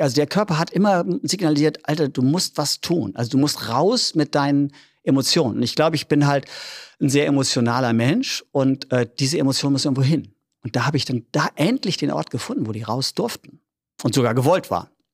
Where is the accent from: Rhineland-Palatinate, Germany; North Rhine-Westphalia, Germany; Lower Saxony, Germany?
Lower Saxony, Germany; Oldenburg; accent: norddeutsch; moved away as an adult; also born or lived in Berlin; Ich bin ein richtiger Oldenburger Jung, ne? Bin hier geboren in Oldenburg